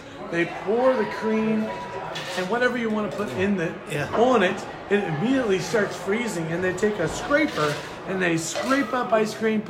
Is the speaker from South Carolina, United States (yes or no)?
no; New Jersey, United States; So we're from New Jersey, and we're staying on the Massanutten, and we're looking for something inexpensive to do.